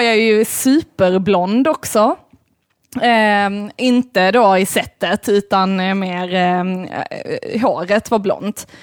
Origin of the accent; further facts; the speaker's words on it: Malmö, Skåne, Sweden; also born or lived in Lund; jag är ju ändå uppväxt i Malmö